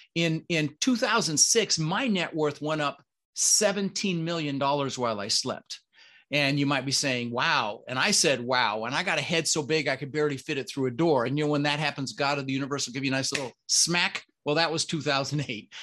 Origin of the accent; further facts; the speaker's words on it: Denver, Colorado, United States; English is a second language; also born or lived in Netherlands; I immigrated to this country when I was six years old. Um, I was born in the Netherlands, you know, Holland, wooden shoes, windmills, um, and we immigrated with my brother Albert, my mother Zvonta, and ended up in Denver, Colorado